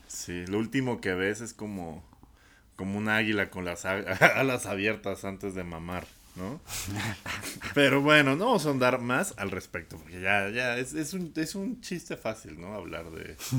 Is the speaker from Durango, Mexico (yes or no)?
no; Coacalco, State of Mexico, Mexico; soy cholo de Coacalco.